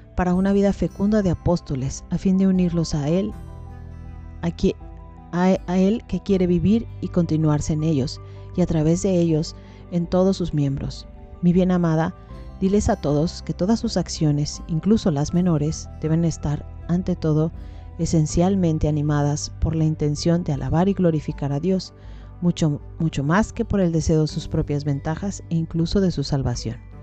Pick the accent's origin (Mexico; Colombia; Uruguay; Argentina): Mexico; nosotros en México, yo soy mexicana